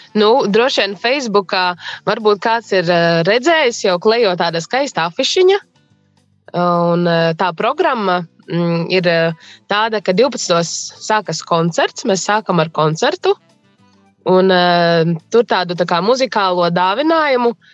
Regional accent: Līvāni, Līvāni Municipality, Latvia; moved away as an adult; now in Līksna, Latvia; Es esmu dzimusi Līvānos

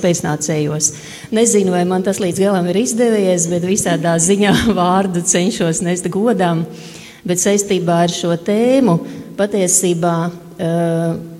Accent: Rēzekne, Latgale, Latvia; es nāku no Reizeknes.

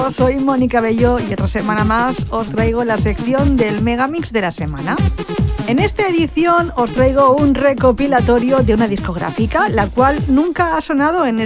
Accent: Valencian Community, Spain; soy valenciana y encima que vivo en Giria

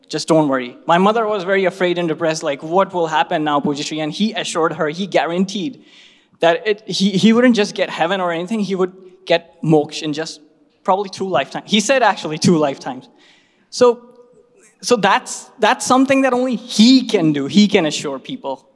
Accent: Bhopal, Madhya Pradesh, India; my hometown Bhopal

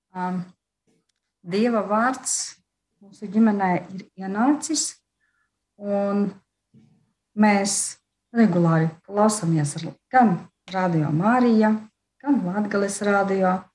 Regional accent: Līvāni, Latgale, Latvia; mēs esam no Latgales, no Līvāniem

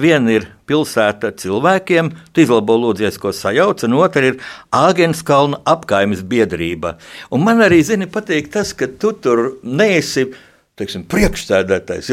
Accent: Riga, Latvia; es arī esmu dzimis Rīgā

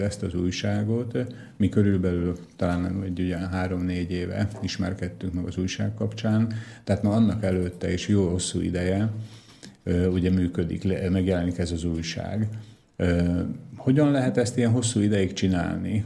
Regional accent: Dunajská Streda, Trnava Region, Slovakia; én Dunaszerdahelyi vagyok, Csallóközi vagyok

